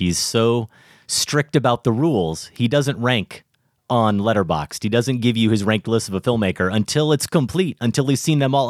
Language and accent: English; Colorado, United States; and there wasn't a lot of color where I grew up here in Colorado.